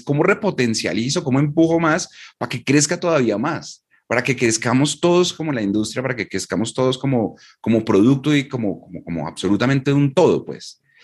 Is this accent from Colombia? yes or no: yes; Colombia; yo vivo y soy de Colombia